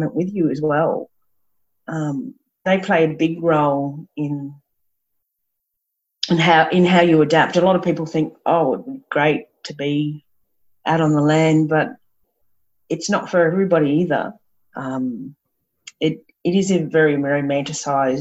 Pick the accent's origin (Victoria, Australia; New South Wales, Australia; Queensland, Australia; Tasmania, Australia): Queensland, Australia; Brisbane; I grew up around Brisbane and Bribie Island and the beach, and had horses